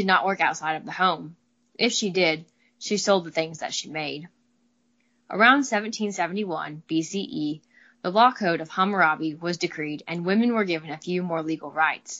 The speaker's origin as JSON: {"language": "English", "region": "Midwest", "country": "United States", "accent": "drawl", "said": "I'm from the Midwest, so I got a little bit of a drawl"}